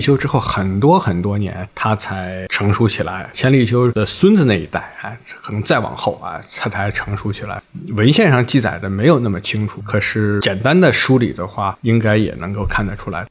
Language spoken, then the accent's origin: Chinese; China; 我们中国人还说它干嘛呀？